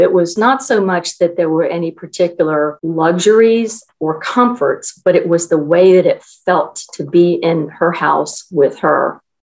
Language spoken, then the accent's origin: English; Newport News, Virginia, United States; I was born and raised in Newport News, Virginia, which is part of the Virginia Peninsula.